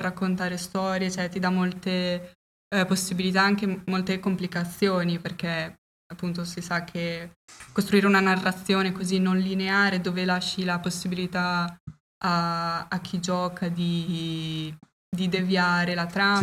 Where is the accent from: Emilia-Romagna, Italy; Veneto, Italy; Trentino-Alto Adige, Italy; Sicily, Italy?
Emilia-Romagna, Italy; Faenza; siamo di Faenza